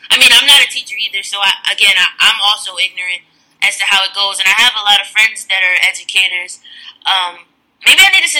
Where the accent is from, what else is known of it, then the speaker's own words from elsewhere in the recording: Connecticut, United States; I grew up in Connecticut.